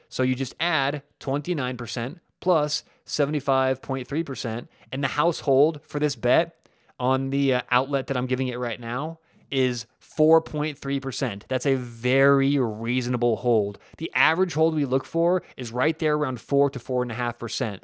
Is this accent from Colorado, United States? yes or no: yes; Denver, Colorado, United States; I am from Denver